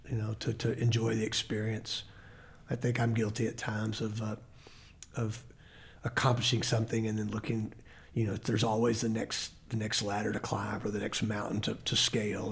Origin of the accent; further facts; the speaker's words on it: Temple, Texas, United States; now in Lubbock, United States; I grew up in Temple where he lives and he was my Sunday school teacher in high school